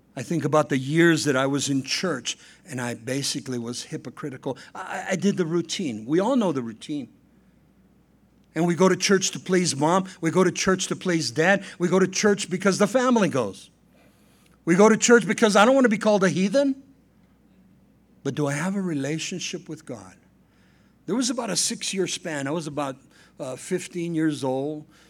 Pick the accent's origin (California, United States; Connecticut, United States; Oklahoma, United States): California, United States; La Puente; Saint Joseph's Catholic Church in, uh, La Puente, California, uh, I was baptized there. I made my communion there. I made my confirmation there